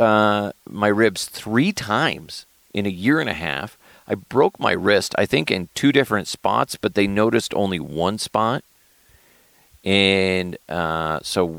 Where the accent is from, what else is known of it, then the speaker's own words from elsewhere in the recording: Thornton, Colorado, United States; my hometown of Thornton, Colorado